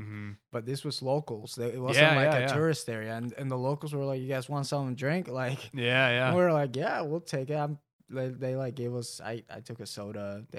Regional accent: Mexico; And I grew up in Mexico, and I've visited like very rough places as well.

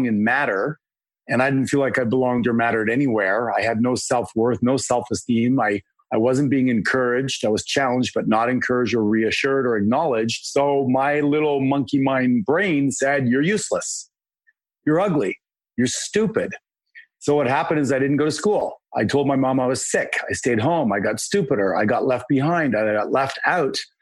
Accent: Canada; I'm a Canadian

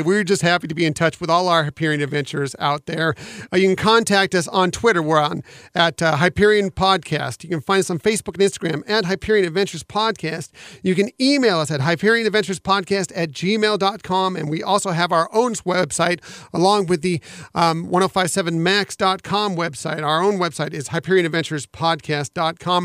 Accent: West Coast, United States; I grew up on the West Coast going to the Disneyland Resort

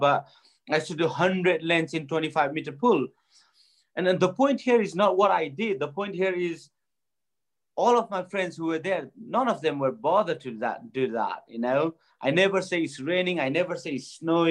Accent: Bagmati, Nepal; moved away; growing up in Nepal was pretty tough for me

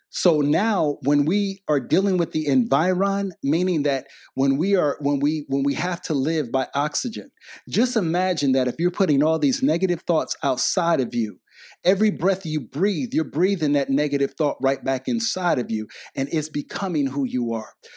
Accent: Detroit, Michigan, United States; I grew up in Detroit, Michigan

